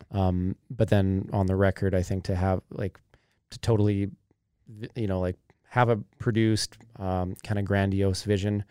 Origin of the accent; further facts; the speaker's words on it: Kamloops, British Columbia, Canada; growing up in Kamloops